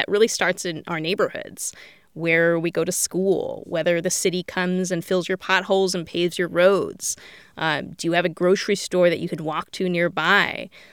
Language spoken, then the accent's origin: English; Bay Area, California, United States; I grew up in the Bay Area